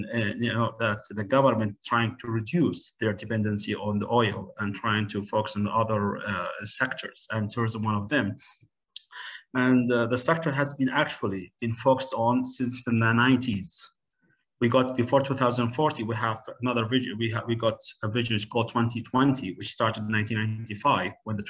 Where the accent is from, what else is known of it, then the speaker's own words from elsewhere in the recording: Oman; also born or lived in United Kingdom; I'm from Sultan of Oman in the Gulf, the Middle East